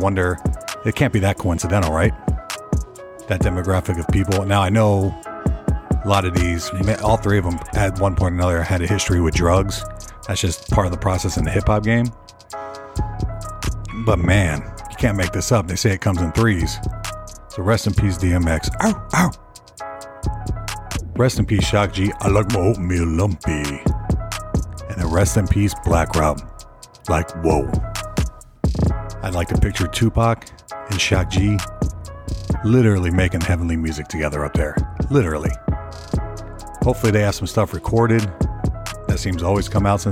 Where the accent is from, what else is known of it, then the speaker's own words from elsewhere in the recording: Nashville, Tennessee, United States; I'm from Nashville